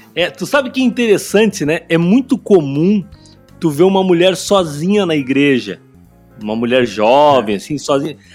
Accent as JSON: {"language": "Portuguese", "town": "São Leopoldo", "region": "Rio Grande do Sul", "country": "Brazil", "said": "eu sou de São Leopoldo, do Vale do Sino"}